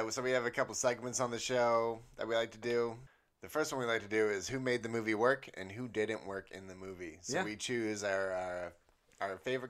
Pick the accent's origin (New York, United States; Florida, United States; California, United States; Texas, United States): California, United States; San Jose; I grew up in San Jose.